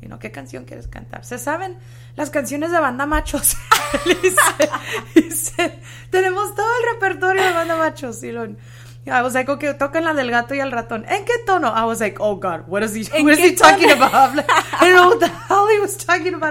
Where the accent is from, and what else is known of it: Mendota, California, United States; born or raised there; also born or lived in Fresno, California